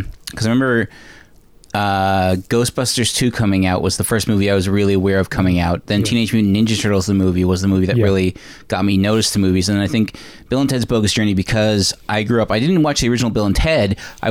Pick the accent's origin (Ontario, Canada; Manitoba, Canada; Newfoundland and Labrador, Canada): Newfoundland and Labrador, Canada; growing up in Newfoundland